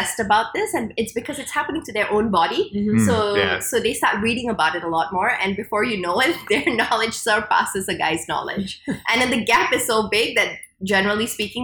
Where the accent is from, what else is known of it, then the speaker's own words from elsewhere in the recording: Singapore; I was a Singaporean and I grew up in Singapore